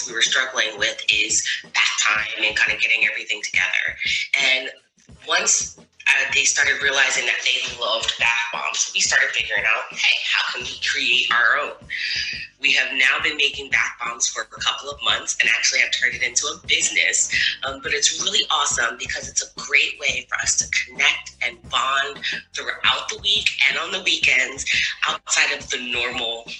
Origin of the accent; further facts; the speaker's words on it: New Jersey, United States; I'm from New Jersey